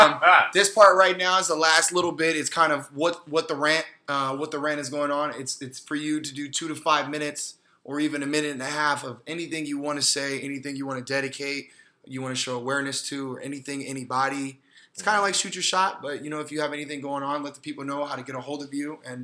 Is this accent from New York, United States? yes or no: no; Arizona, United States; I'm from Arizona